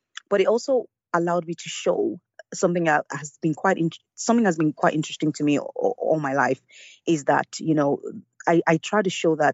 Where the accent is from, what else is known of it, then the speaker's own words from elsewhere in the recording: Lagos, Nigeria; I grew up in Lagos and in Nigeria